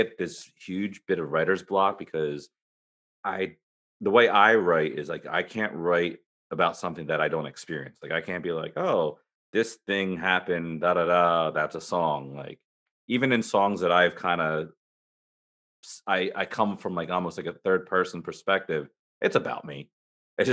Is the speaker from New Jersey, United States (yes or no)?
yes; Burlington, New Jersey, United States; my hometown in Burlington, New Jersey